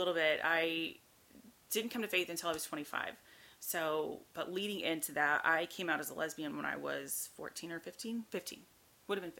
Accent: Norman, Oklahoma, United States; moved away as an adult; also born or lived in Houston; I grew up in Oklahoma. That's where I'm from, Norman, Oklahoma

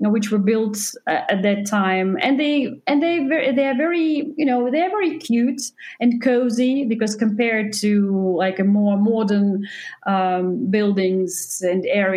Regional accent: Belarus; moved away as an adult; I was born in Belarus and it's really a part of my personality. If I lived in different countries after I left there 16 years ago, I still feel like a very strong connection to my home country

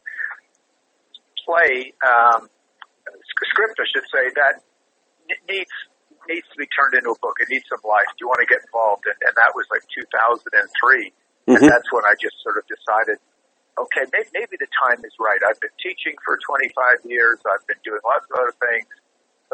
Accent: Montreal, Quebec, Canada; Growing up in Montreal, Canada, I mean, there was a fair amount of ribbing as a kid around Halloween

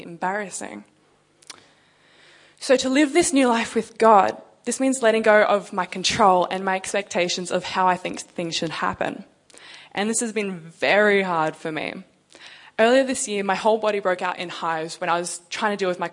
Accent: Canberra, Australian Capital Territory, Australia; moved away as an adult; also born or lived in Sydney; now in Perth, Australia; I'm actually from Canberra

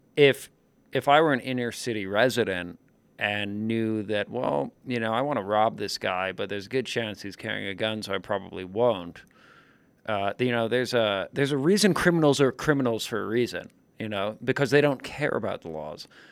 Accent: New York, United States; as a New Yorker myself

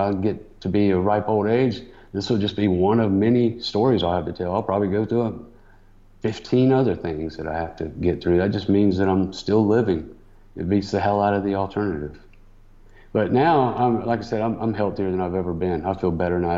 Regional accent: Atlanta, Georgia, United States; I'm homegrown CNN guy, because they literally started here in my hometown

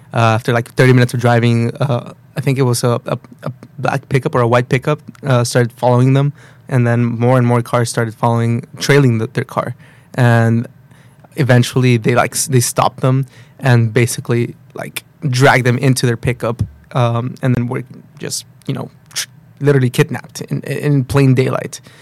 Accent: Matamoros, Tamaulipas, Mexico; also born or lived in Brownsville, Texas; I'm from uh, Matamoros, Mexico, okay. or Brownsville, Texas. I was born in Texas, but my okay. parents aren't American citizens, so we live across the border in Mexico

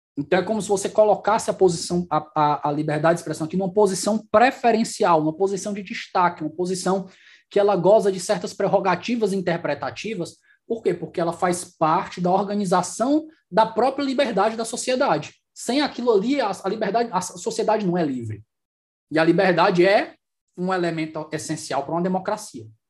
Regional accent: Brazil; os outros países me identificam como brasileiro

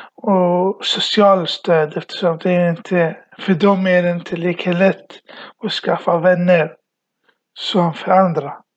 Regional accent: Iraq; now in Sweden; jag kommer från Irak kom till Sverige 2010

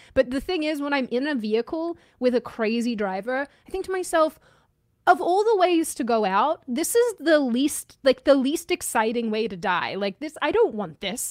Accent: Australia; moved away; you bond over being Aussie

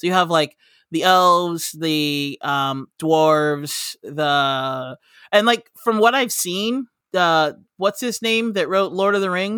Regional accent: United States; I'm American.

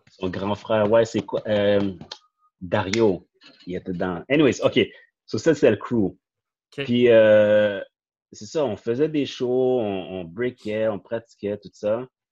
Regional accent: Montreal, Quebec, Canada; je viens du Saint-Nord, so, toutes mes amis ou les connaissances que j'ai connues, c'était de là

